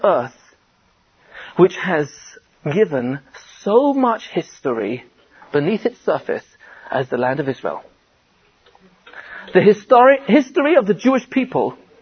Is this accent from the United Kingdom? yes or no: yes; England, United Kingdom; I'm from England